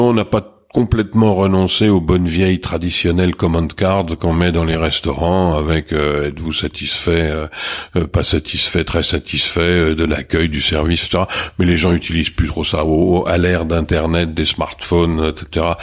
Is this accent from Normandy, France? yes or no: no; Marseille, Provence-Alpes-Côte d'Azur, France; accent: Marseillais; also born or lived in Suresnes